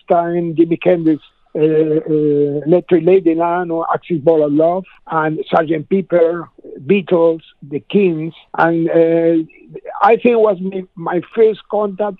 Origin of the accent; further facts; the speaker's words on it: Argentina; now in Spain; I was learned to play the blues when I was a kid in Argentina, because I was born in Spain, but my parents moved to Latin America when I was 9 years